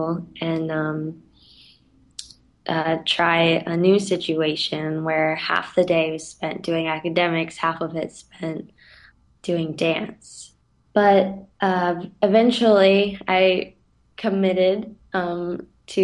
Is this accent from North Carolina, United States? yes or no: yes; Winston-Salem, North Carolina, United States; It's in Winston-Salem, so right in my hometown